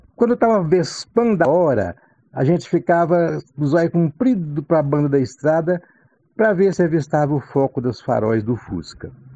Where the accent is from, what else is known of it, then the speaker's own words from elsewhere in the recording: Brazil; Lá no Lajeado, sítio do meu pai